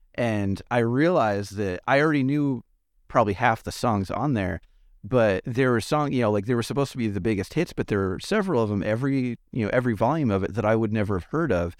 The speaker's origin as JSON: {"language": "English", "town": "Los Angeles", "region": "California", "country": "United States", "tie": "born or raised there", "moved": "yes", "said": "I grew up around Los Angeles"}